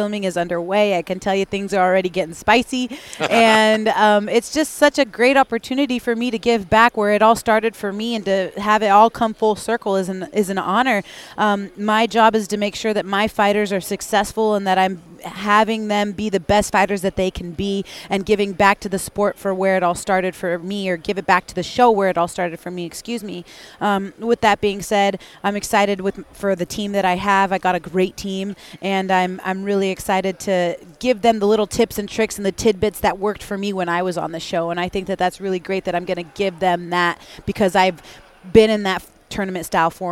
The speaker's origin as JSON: {"language": "English", "town": "Spokane", "region": "Washington", "country": "United States", "said": "That's the same neck of the woods where I'm from, in the Pacific Northwest, in the greater Spokane area"}